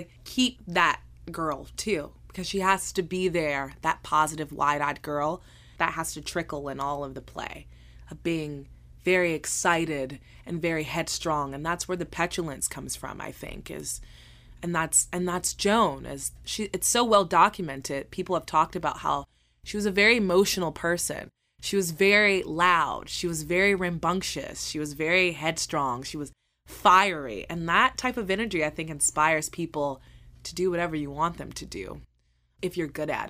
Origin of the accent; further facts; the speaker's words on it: the South, United States; am a very bubbly, charismatic person, and I'm from the South, and a smile can get you anywhere in the South, and we just know it.